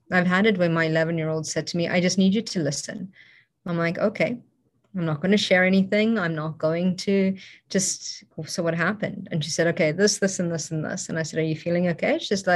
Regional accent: South Africa; moved away; I grew up in South Africa, it's also a very dangerous place

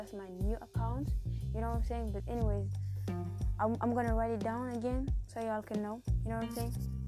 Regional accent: South Sudan; now in Germany; I'm 17 years old. I was born and raised in South Sudan, but right now I live in Germany.

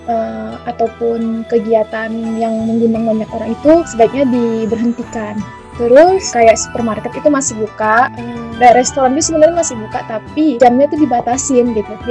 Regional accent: Indonesia; moved away as an adult; now in Japan

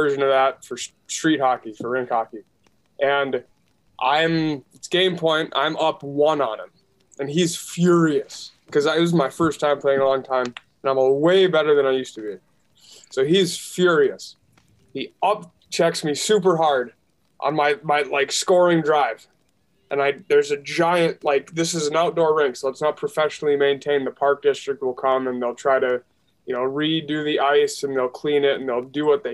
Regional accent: Minnesota, United States; I'm from Minnesota

